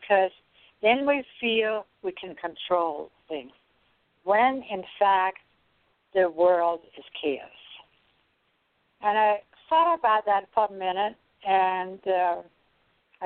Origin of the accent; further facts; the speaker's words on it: Denmark; moved away; I come from Denmark. We have had beets on the table every lunch and dinner